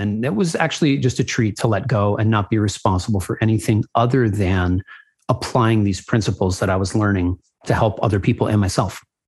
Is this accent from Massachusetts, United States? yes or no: no; New Haven, Connecticut, United States; moved away as an adult; also born or lived in Los Angeles, California; born and raised in New Haven, Connecticut